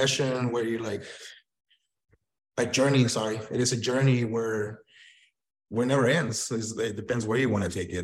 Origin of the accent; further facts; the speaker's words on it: Tijuana, Baja California, Mexico; also born or lived in Sonora, Mexico / Arizona; now in Phoenix, United States; I was born in Sonora, but I grew up in Tijuana, Baja California.